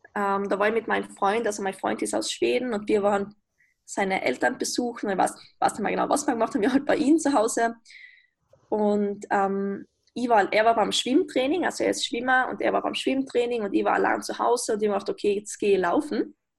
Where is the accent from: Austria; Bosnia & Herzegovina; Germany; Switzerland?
Austria; wie man vermutlich hören kann, ich bin aus Österreich